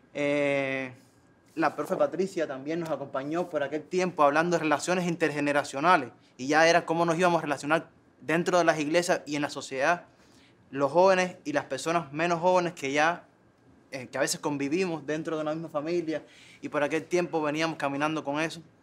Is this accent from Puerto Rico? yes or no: no; Cuba; en esa Cuba que somos